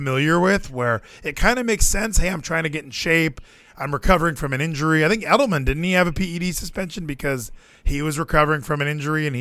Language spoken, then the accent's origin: English; Texas, United States; I'm from Texas.